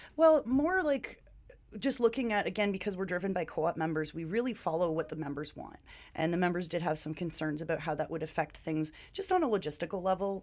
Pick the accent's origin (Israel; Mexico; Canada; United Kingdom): Canada; Ontario; moved away as an adult; now in Vancouver, Canada; I am also from Ontario